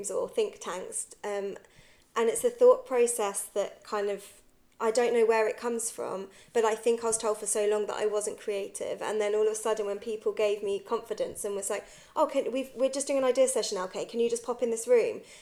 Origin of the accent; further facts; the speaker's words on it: Guildford, South East England, United Kingdom; moved away as an adult; also born or lived in Bristol; I was brought up in Guildford, which is quite a white middle class area